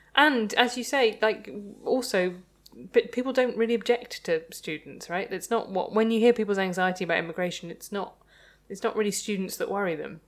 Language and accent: English; Midlands, United Kingdom; I'm from the Midlands